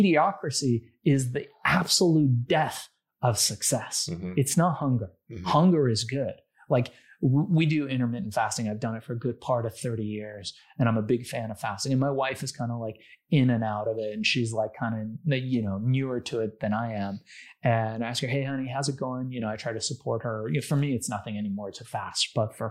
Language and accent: English; Iran; now in United States; my family, we came from a third world country. We came from Iran.